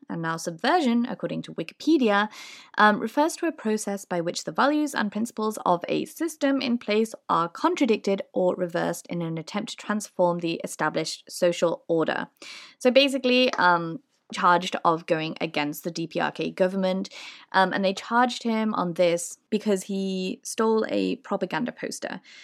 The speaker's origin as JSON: {"language": "English", "town": "Liverpool", "region": "North West England", "country": "United Kingdom", "said": "I'm from Liverpool."}